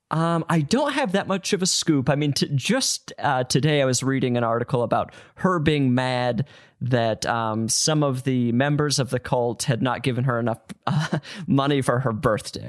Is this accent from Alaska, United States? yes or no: no; Utah, United States; moved away; I'm from Utah